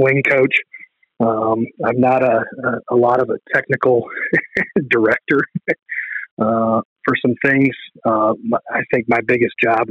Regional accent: Ottawa, Ohio, United States; I'm from Ottawa Glandorf. That's my home course.

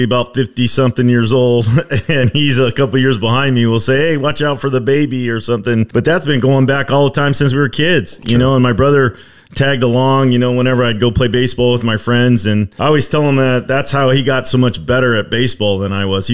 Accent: Stockton, California, United States; born or raised there; also born or lived in Manteca, California

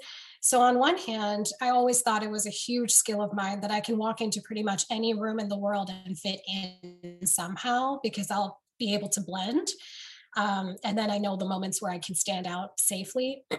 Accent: United States; well, I grew up in America, so I don't understand what you guys want from me or what you're talking about.

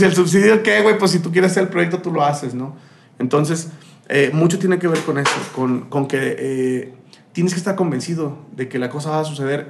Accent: Saltillo, Coahuila, Mexico; also born or lived in Sombrerete, Zacatecas / Tuxpan, Veracruz / Juárez; yo creo ya soy más saltillense que el pan de pulque, carnal. Porque yo nací en Zacatecas, yo nací en Sombrerete, Zacatecas, pero no conozco mucho de ahí

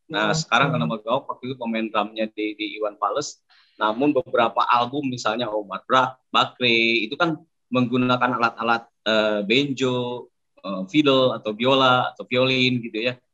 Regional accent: Indonesia; karena saya dibesarkan di Indonesia dulu zaman dulu untuk

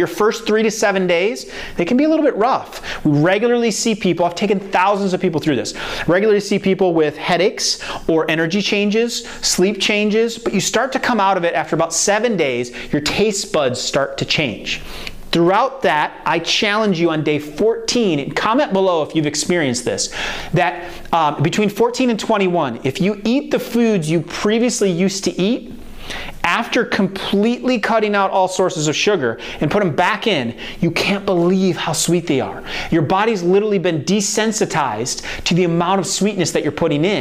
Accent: Iowa, United States; now in the South, United States; I'm from Iowa, so I didn't realize that when I moved down to the South that that's what they call it.

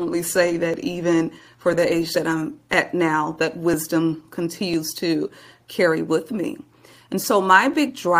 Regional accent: Milwaukee, Wisconsin, United States; now in Texas, United States; I'm originally from Milwaukee, Wisconsin, born and raised, and spent all of my early years there

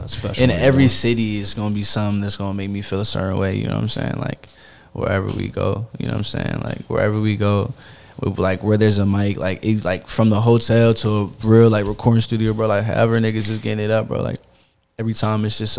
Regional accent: Florida, United States; born there; I'm like halfway from Florida, for like, I was born in Florida, and like my father's side was from Florida and shit like that.

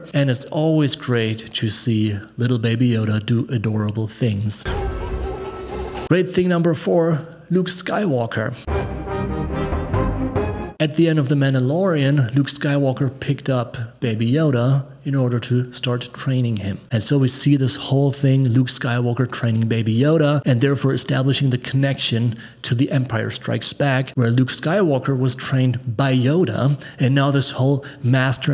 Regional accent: Germany; Growing up in Germany during the 1980s

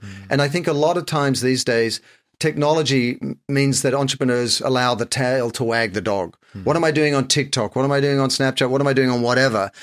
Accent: Sydney, New South Wales, Australia; moved away as an adult; also born or lived in Japan / France / London; I'm like any other Aussie. I grew up in Sydney, spent a lot of time on the beaches

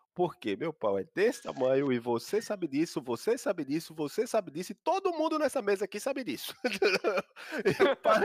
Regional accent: Paulista, Pernambuco, Brazil; ela foi morar onde eu fui nascido e criado, lá no Beira-Mala, no Janga, Paulista, Pernambuco

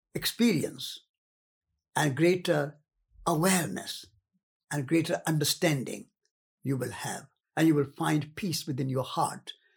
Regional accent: Rajasthan, India; moved away; I came from the north. I came from Rajasthan.

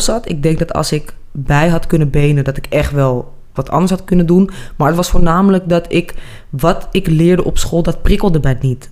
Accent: Amsterdam, North Holland, Netherlands; accent: Amsterdam; moved away; also born or lived in Zaandam; Mijn ouders hadden een woonboot in Amsterdam op het Waterloopplein.

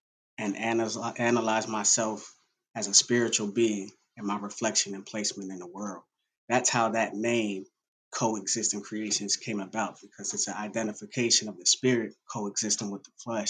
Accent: Reading, Pennsylvania, United States; moved away as an adult; also born or lived in Indiana, Pennsylvania / Pittsburgh; now in Charlotte, United States; I'm originally from Reading, Pennsylvania, which is actually 45 minutes outside of Philadelphia. That's where I'm born and raised

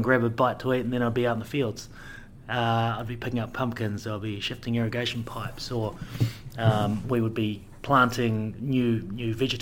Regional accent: Greytown, Wellington, New Zealand; I grew up in the Wairarapa in a little place called Greytown.

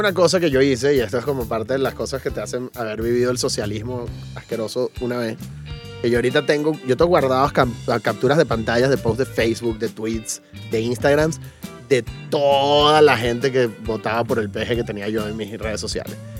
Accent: Venezuela; now in Mexico; lo que pasa en Venezuela desde acá, porque mi familia está allá

